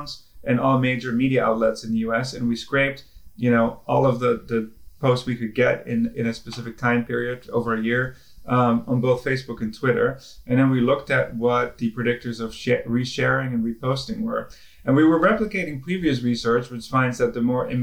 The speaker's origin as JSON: {"language": "English", "country": "Netherlands", "moved": "yes", "said": "I'm originally from the Netherlands"}